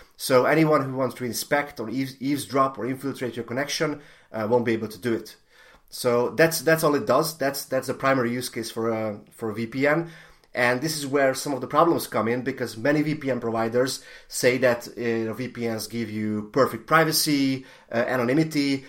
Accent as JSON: {"language": "English", "country": "Hungary", "said": "I'm, I'm from Hungary"}